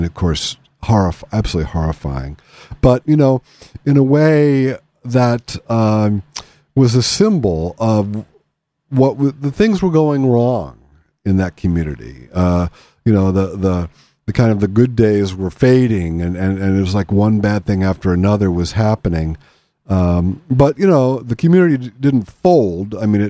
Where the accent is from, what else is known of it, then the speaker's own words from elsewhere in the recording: Pennsylvania, United States; I come from Western Pennsylvania, from Appalachia